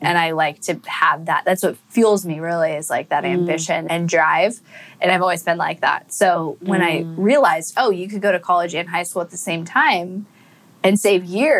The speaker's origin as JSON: {"language": "English", "region": "Northern California", "country": "United States", "tie": "born or raised there", "said": "I grew up in California in a nice, you know, where everybody knows everybody's business and you got to look good for the image community."}